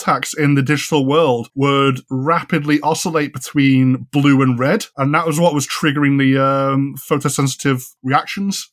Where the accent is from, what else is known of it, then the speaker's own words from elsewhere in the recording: Ormskirk, North West England, United Kingdom; moved away; where I grew up in Ormskirk in Lancashire